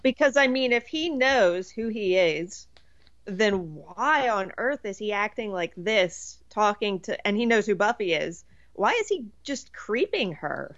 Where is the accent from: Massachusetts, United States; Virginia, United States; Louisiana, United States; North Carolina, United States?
Virginia, United States; I grew up in Virginia